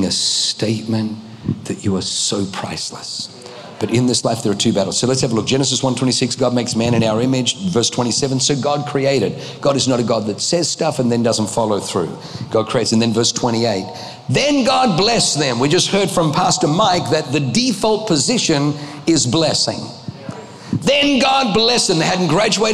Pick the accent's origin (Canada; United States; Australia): Australia; also born or lived in Germany; I was born in Germany, grew up in Australia